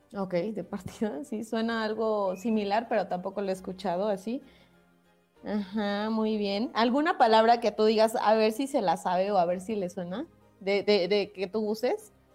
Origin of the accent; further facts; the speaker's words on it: Mexico; en muchos lugares fuera de México nos ven y nos distinguen